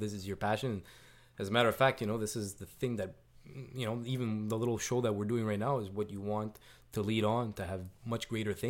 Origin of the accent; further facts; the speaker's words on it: Canada; we're Canadian